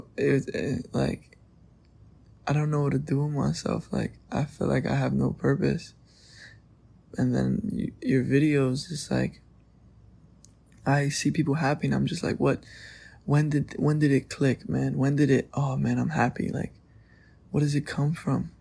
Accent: New York, United States; I'm 18 and I'm from New York

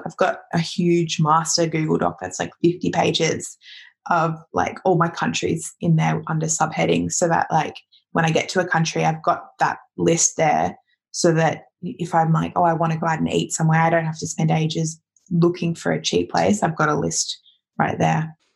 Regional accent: Australia; moved away; as an Australian

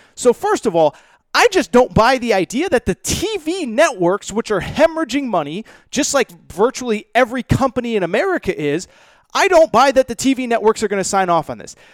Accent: Connecticut, United States; where I grew up in Connecticut

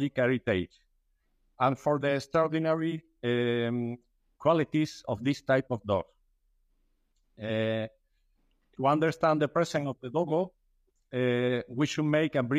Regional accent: Seville, Andalusia, Spain; I'm from Sevilla, a beautiful city in South Spain.

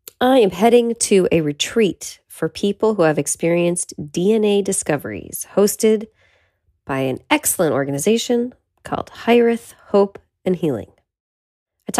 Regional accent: Petaluma, California, United States; now in Los Angeles, United States; my childhood bedroom in my hometown, Petaluma

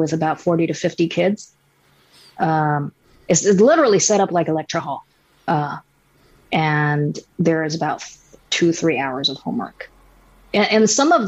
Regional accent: Shanghai, China; I grew up in Shanghai

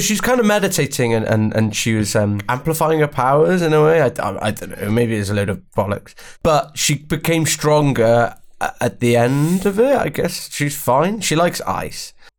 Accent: Welsh, Wales, United Kingdom; I'm Welsh

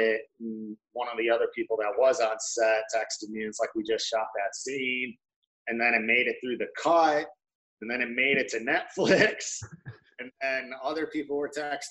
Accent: Warren, Michigan, United States; moved away as an adult; I grew up in Warren, Michigan

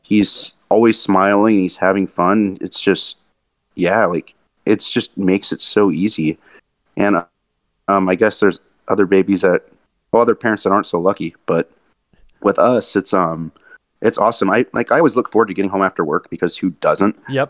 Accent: Monterey, California, United States; moved away as an adult; also born or lived in Santa Cruz, California / Edmonton, Alberta; now in Portland, United States; i grew up in Monterey and Santa Cruz

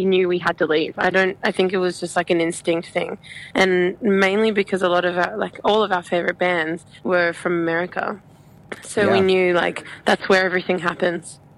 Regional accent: Australia; we love coming from Australia, being from Australia

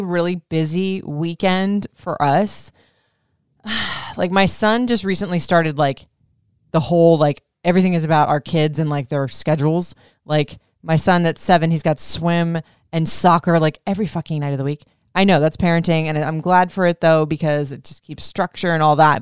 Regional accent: Florida, United States; also born or lived in Memphis / Michigan; now in Maryland, United States; I grew up in Florida for like most of my life and then I was in like hotter states like Memphis. I did have one year stint in Michigan.

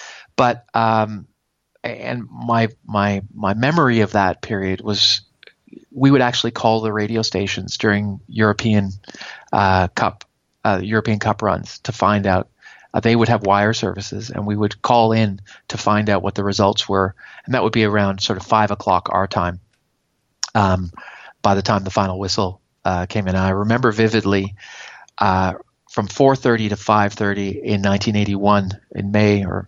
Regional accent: Toronto, Ontario, Canada; I grew up in Toronto

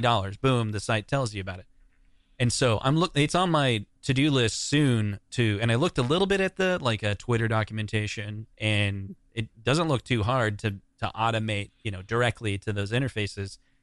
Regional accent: Des Moines, Iowa, United States; growing up in Des Moines

